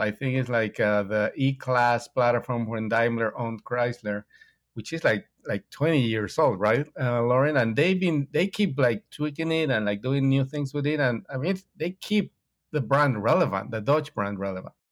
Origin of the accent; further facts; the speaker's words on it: Mexico; I'm from Mexico